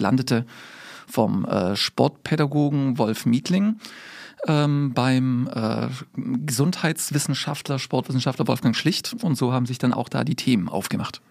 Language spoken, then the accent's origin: German; Swabia, Baden-Württemberg, Germany; now in Ames, United States; also ich bin mit Schwab, da wo ich herkomme, würde man sagen, Kurkaff